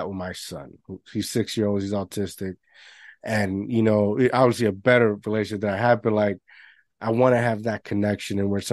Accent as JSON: {"language": "English", "country": "Puerto Rico", "tie": "born or raised there", "moved": "yes", "said": "I grew up in Puerto Rico."}